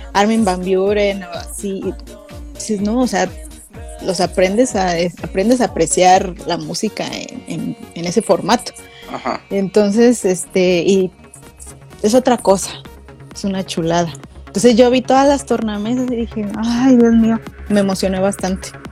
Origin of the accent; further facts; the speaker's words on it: Mexico; más mexicana que el chile